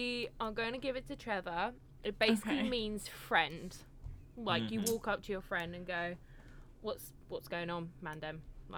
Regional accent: Hampshire, South East England, United Kingdom; I'm not from them ends. I'm from Hampshire.

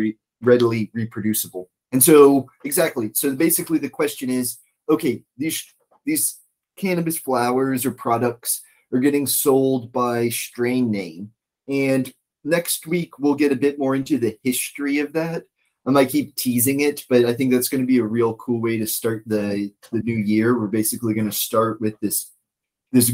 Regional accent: East Coast, United States; now in Washington State, United States; I'm from the East Coast

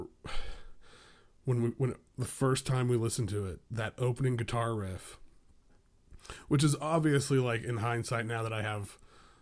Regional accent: Tulsa, Oklahoma, United States; born or raised there; also born or lived in Seattle

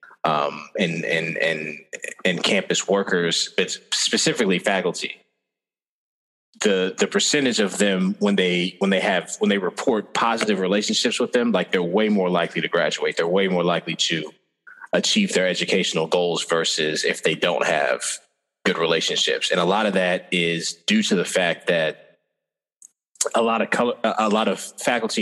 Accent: Des Moines, Iowa, United States; I came from Des Moines

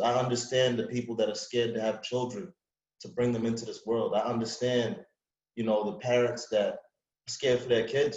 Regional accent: New York City, New York, United States; moved away; also born or lived in Long Island, New York; I'm from Springfield Gardens, New York, Queens, um, you know, and I moved out to Long Island

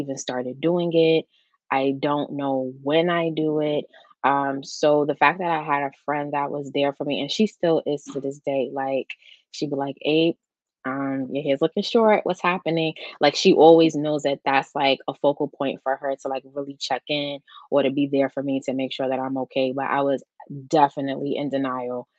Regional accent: New York, United States; I'm from New York.

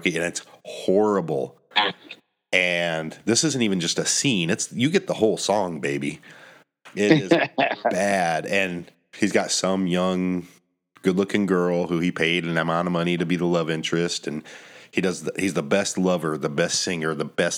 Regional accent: Colorado, United States; now in Florida, United States; I'm from Colorado

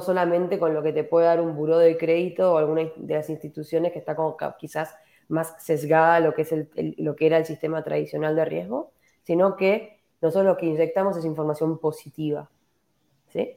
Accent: Argentina; moved away as an adult; now in Santiago, Chile; soy de Argentina, estoy viviendo hace ocho años en, Santiago

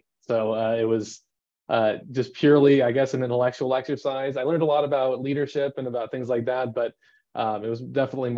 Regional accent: Phoenix, Arizona, United States; I grew up here in Phoenix, Arizona, for most of my life

